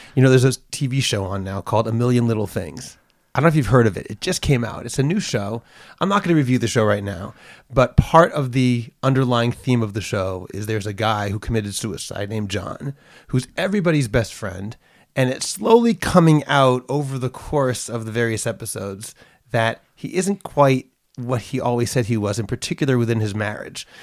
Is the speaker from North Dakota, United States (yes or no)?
no; Boston, Massachusetts, United States; now in Jerusalem, Israel; I was born in Boston